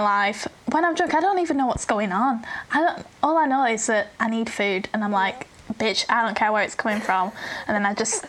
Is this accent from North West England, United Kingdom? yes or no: yes; Burnley, North West England, United Kingdom; accent: northern; I'm from Burnley.